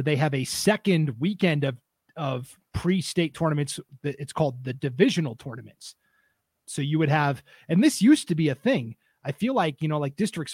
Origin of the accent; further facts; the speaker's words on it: Montana, United States; now in Idaho, United States; where I grew up in Montana